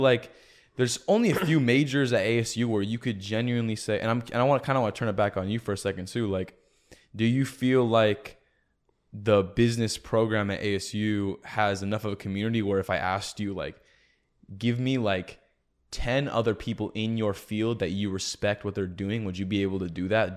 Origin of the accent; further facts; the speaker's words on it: San Jose, California, United States; moved away as an adult; also born or lived in Santa Cruz; now in Arizona, United States; I'm from San Jose originally.